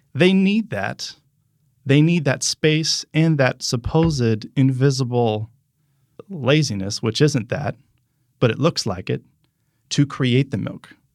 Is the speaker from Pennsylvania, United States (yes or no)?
yes; Pennsylvania, United States; also born or lived in New Jersey / Michigan; now in Orlando, United States; I grew up in Pennsylvania